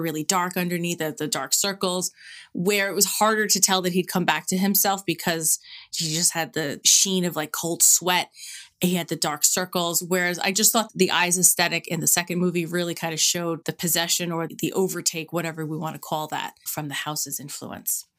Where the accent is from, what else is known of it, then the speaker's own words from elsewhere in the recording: New York City, New York, United States; now in Levittown, United States; I grew up in Queens